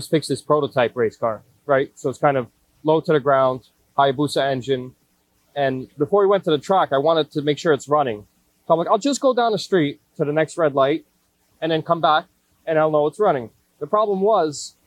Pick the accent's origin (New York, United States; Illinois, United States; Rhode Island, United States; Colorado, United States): New York, United States; New York City; I grew up in Brooklyn